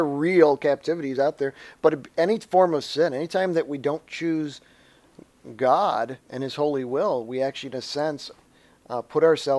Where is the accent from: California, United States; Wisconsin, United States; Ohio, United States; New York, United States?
Ohio, United States; Mayfield Heights; now in Cleveland, United States; right now I presently live in Cleveland, Ohio, but I'm originally from Mayfield Heights, Ohio. It's a suburb on the east side of Cleveland, Ohio. Cleveland, Ohio, for those who don't know, is a city up on in we would say the Midwest